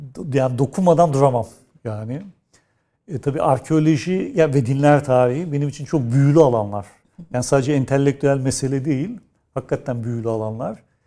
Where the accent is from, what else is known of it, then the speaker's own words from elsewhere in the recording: Istanbul, Turkey; Özellikle doğduğum yer Kadirga, büyüdüğüm yer Nişancı.